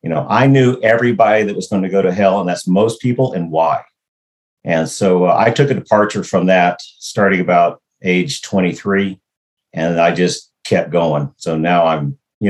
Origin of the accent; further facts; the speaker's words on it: Brownsville, Texas, United States; Born and raised in Brownsville, Texas, across from Matamoros, Mexico